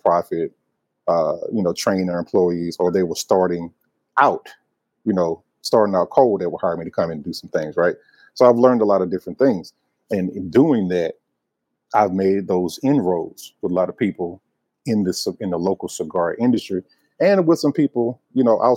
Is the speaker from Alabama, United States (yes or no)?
yes; Alabama, United States; also born or lived in Georgia / Nashville, Tennessee; now in Charlotte, United States; So I was born in Georgia. I was raised in Alabama.